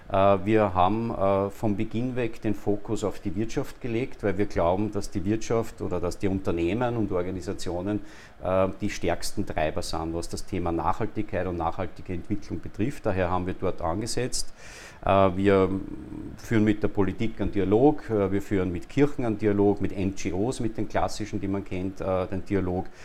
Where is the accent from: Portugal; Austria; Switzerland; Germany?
Austria; Linz, Upper Austria; now in Vienna, Austria; geboren in Linz, Oberösterreicher seit vielen Jahren, mehr als die Hälfte meines Lebens schon in in Wien